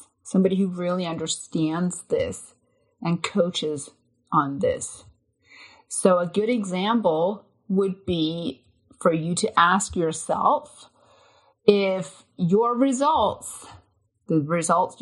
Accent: Denmark; now in United States; I'm a transplant from Denmark, but I've lived in the US for over 20 years now.

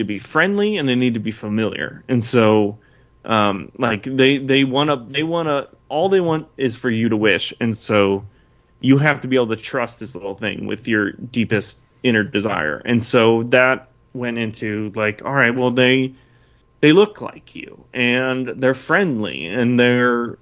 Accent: Southeast Michigan, United States; I grew up in Southeast Michigan

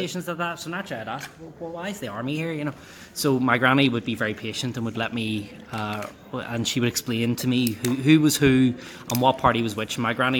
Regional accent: Belfast, Northern Ireland, United Kingdom; I was born and raised and still live in North Belfast.

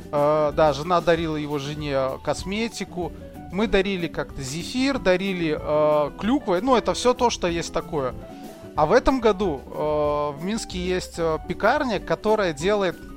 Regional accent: Kazakhstan; я из Казахстана

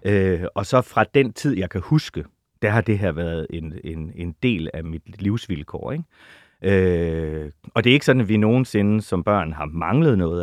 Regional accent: Holstebro, Central Denmark Region, Denmark; moved away; also born or lived in Jegindø; Limfjords-egnene er min barndoms land

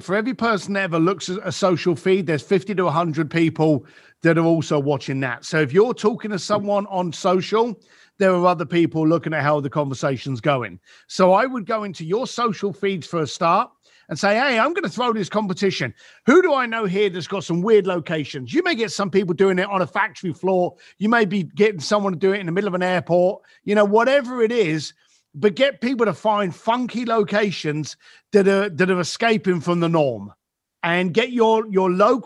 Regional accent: United Kingdom; I'm British for a start. So, you know, we were born on sarcasm.

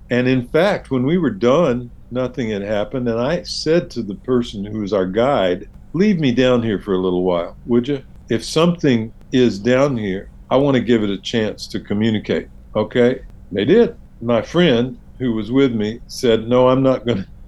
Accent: the South, United States; being a Southerner, you may

